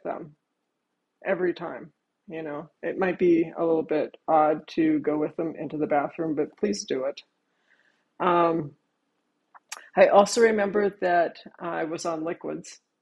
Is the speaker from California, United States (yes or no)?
no; Virginia, United States; I am from Virginia